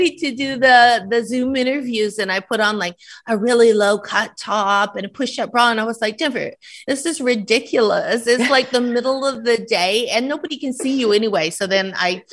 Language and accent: English; Canada; moved away; I'm Canadian